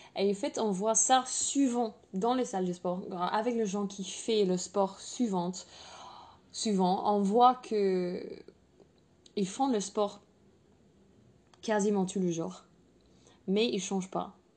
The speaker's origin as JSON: {"language": "French", "region": "England", "country": "United Kingdom", "second_language": "French", "moved": "yes", "said": "je suis anglaise"}